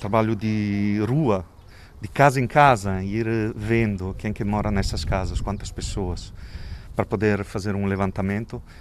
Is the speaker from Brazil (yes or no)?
no; Italy; Portuguese is a second language; moved away as an adult; now in Lisbon, Portugal; tenho esse acento, sotaque esquisito, porque sou italiano, eh, mas vivo em Portugal já desde 2001.